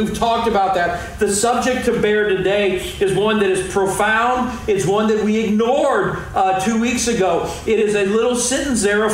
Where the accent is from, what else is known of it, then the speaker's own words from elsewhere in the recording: Arnold, Missouri, United States; I grew up in Arnold